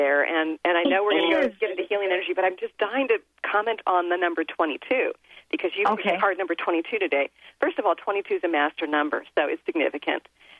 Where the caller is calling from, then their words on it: Washington, United States; I'm actually coming from the Seattle area, which is indeed beautiful, but oh, I miss Hawaii.